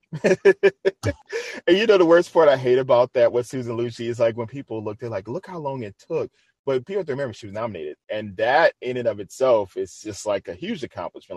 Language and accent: English; New Orleans, Louisiana, United States; moved away; I'm originally from New Orleans, Louisiana